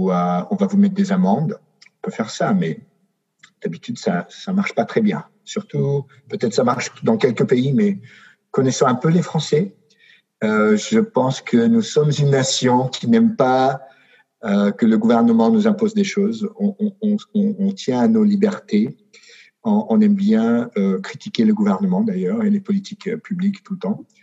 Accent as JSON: {"language": "French", "country": "France", "said": "je pense que même si je suis français, n'ayant pas vécu en France, euh, je ne suis pas le mieux placé"}